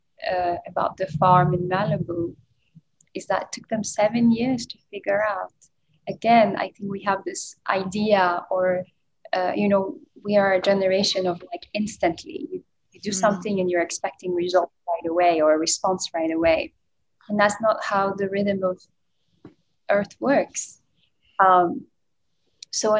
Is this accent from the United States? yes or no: no; Ethiopia; moved away; I'm originally from Ethiopia